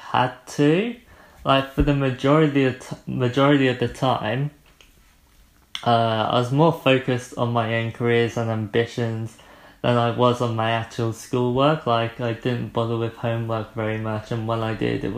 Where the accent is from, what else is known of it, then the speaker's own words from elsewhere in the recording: Poole, South West England, United Kingdom; also born or lived in Christchurch, Dorset; So I grew up in Poole, well, Broadstone specifically. I went to a middle school for a few years, and then in February 2011, I moved to Christchurch.